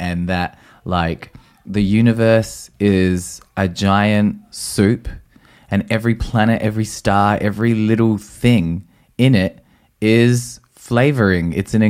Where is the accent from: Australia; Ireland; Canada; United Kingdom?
Australia; I'm outraged. I'm Australian. I'm Australian.